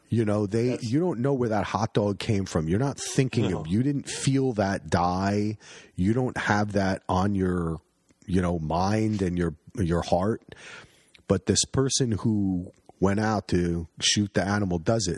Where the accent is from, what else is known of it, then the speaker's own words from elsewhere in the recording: Union County, New Jersey, United States; also born or lived in New York; now in Oregon, United States; not a lot of hunting in Union County, New Jersey